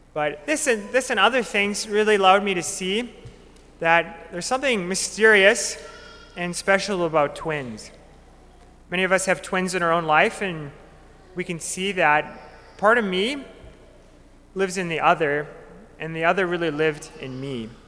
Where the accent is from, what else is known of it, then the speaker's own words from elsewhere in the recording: Minot, North Dakota, United States; Growing up in Minot, I had the great gift of growing up with my family